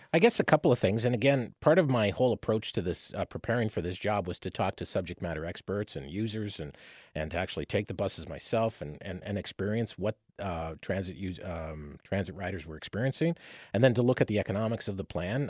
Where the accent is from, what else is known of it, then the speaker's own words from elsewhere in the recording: Windsor, Ontario, Canada; now in London, Canada; growing up in Windsor